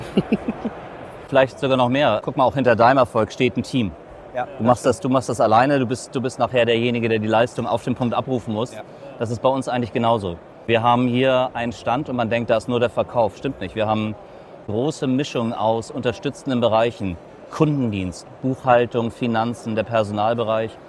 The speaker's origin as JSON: {"language": "German", "region": "Hamburg", "country": "Germany", "tie": "born or raised there", "said": "Als geborener Hamburger"}